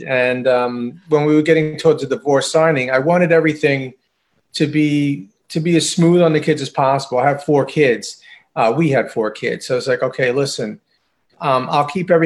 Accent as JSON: {"language": "English", "area": "Long Island", "region": "New York", "country": "United States", "tie": "born or raised there", "said": "I'm from Long Island. I'm Long Island native."}